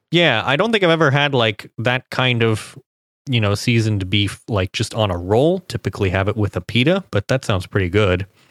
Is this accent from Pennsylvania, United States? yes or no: no; Cincinnati, Ohio, United States; Skyline Chili, the, the Cincinnati Chili restaurant from my hometown